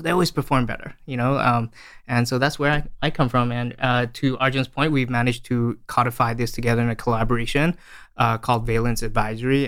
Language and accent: English; Australia; moved away as an adult; also born or lived in Malaysia; now in San Francisco, United States; I was born in Malaysia and I, uh, grew up in Australia